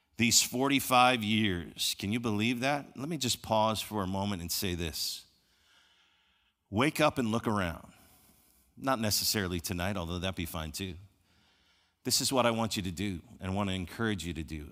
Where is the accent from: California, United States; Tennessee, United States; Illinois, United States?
Illinois, United States; Chicago; I grew up in Chicago